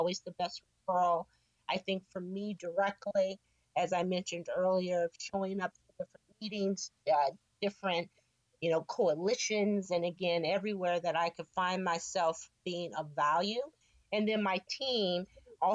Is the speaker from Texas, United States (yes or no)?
no; San Francisco, California, United States; Born and raised in San Francisco, proud to say. Grew up in the Excelsior District